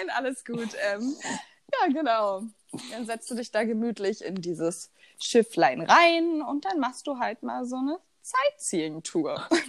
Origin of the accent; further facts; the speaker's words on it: Rheinsberg, Brandenburg, Germany; komme aus der wunderschönen Stadt der Tausend Seen, Rheinsberg.